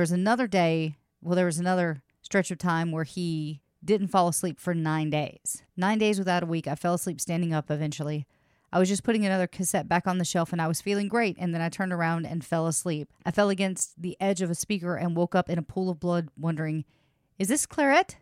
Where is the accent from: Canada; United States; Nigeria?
United States; Louisiana; I was born in Louisiana.